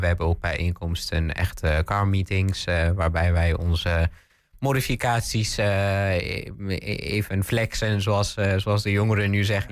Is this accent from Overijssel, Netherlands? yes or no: yes; Pathmos/Stroinkslanden area, Twente, Overijssel, Netherlands; ik ben geboren in het Tweeklervels. Maar later zijn we verhuisd in 2010 naar de Postenbrink